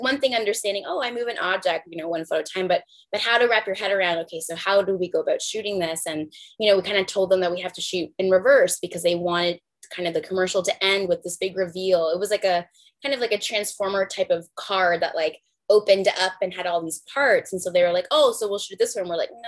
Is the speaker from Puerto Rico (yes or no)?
yes; Puerto Rico; moved away; after I moved from Puerto Rico, I was from Niagara.